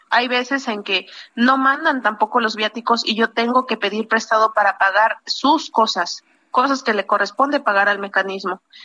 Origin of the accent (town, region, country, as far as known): Oaxaca, Mexico